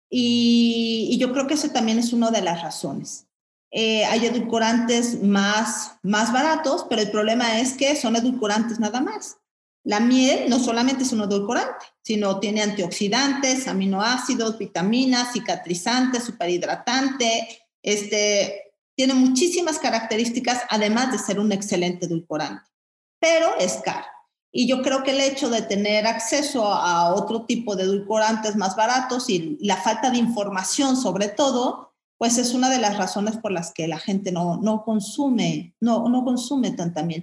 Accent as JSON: {"language": "Spanish", "region": "Mexico City", "country": "Mexico", "said": "yo soy chilanga, ¿no? Este, mm, citadina relativamente"}